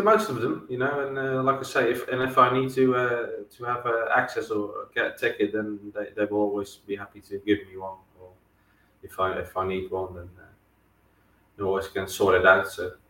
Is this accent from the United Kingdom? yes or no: no; Netherlands; English is a second language; now in Cyprus; Since I moved down here, you know, because obviously I'm from the Netherlands, and then you follow, particularly the Dutch players in the area where you live.